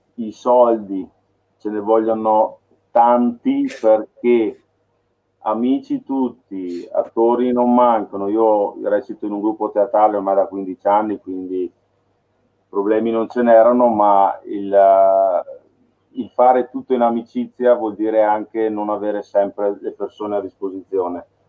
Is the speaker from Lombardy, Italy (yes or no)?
yes; Milan, Lombardy, Italy; moved away; io sono nato a Milano, ho vissuto a Milano un periodo